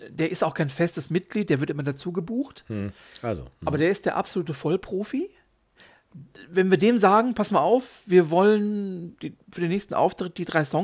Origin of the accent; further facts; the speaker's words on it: Hattingen, North Rhine-Westphalia, Germany; also wir kommen aus Hattingen, können wir gerne mal unseren